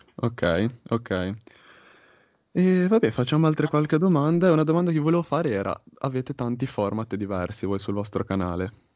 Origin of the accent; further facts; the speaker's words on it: Genoa, Liguria, Italy; io son di Genova